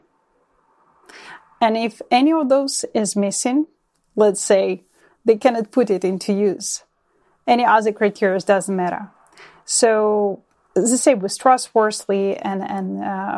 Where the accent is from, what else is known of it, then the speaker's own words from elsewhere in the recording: Ukraine; now in Ontario, Canada; born and raised in Ukraine, currently living in Ontario, Canada